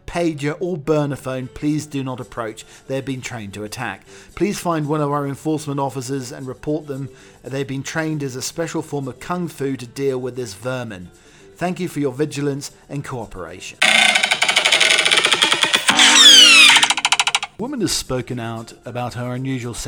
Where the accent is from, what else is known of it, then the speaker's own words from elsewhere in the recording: United Kingdom; being a Brit